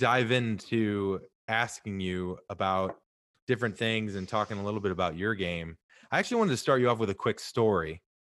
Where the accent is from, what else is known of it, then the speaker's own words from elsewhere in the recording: St. Louis, Missouri, United States; now in Southern California, United States; I'm from Saint Louis originally